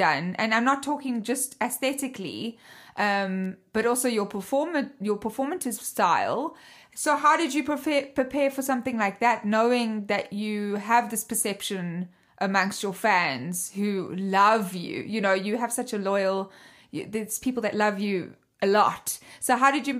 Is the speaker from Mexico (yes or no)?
no; South Africa; accent: half Australian, half British, half Dutch; I'm South African, as you can hear